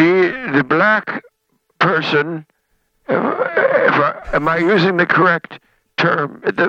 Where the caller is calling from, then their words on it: Sun City, Florida, United States; I'm calling from Sun City, Florida.